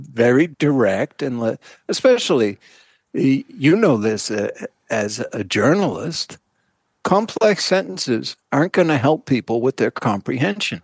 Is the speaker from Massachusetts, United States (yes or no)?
yes; Massachusetts, United States; I grew up in Massachusetts